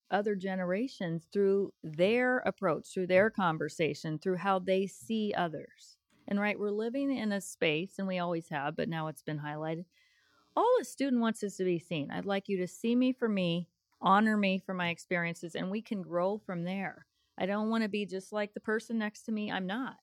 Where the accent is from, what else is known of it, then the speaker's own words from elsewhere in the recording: Colorado, United States; moved away as an adult; also born or lived in Arizona / Denver; now in Evansville, United States; I am originally from Colorado